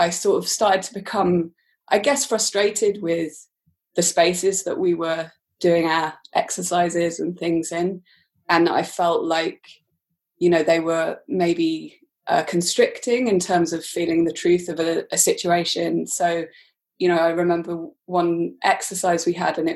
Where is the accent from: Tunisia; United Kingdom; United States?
United Kingdom; Aberystwyth, Wales; moved away as an adult; also born or lived in London; Coleg Ceredigion, which is in Aberystwyth, where I grew up in Wales